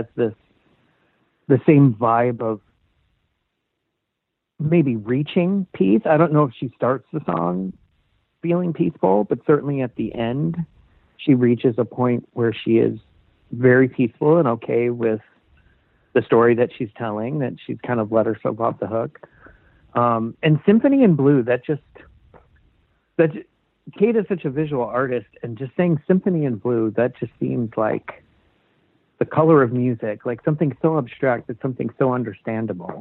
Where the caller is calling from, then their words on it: Seattle, Washington, United States; I'm calling from Seattle, Washington